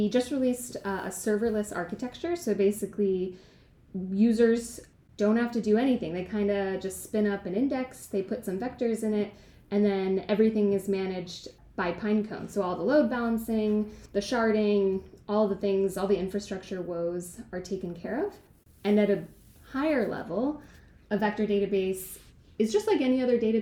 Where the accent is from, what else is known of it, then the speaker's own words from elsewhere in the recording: Westchester, New York, United States; also born or lived in Oregon; now in Bay Area, United States; I'm from Westchester